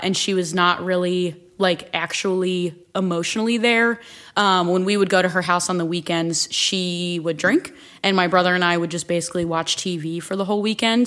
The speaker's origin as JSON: {"language": "English", "area": "Akron, Canal Fulton, and Stow", "region": "Ohio", "country": "United States", "tie": "born or raised there", "said": "I grew up split between Akron, Canal Fulton, and Stowe"}